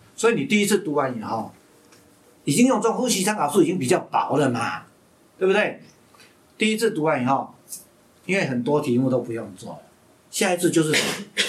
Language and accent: Chinese; Hsinchu, Taiwan; 在清华大学， 因为这是我老家嘛